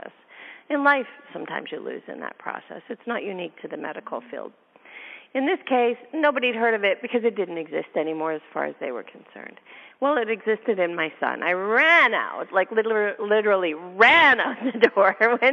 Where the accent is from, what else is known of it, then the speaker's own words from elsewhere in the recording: Canada; now in United States; I'm Canadian